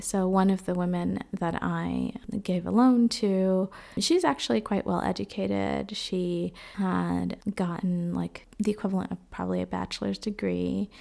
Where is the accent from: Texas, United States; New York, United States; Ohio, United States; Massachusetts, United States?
Massachusetts, United States; Boston; moved away as an adult; also born or lived in Dominican Republic; now in Freiburg, Germany; I grew up in Boston, but was born in the Dominican Republic. And right now, I am living in Freiburg, Germany.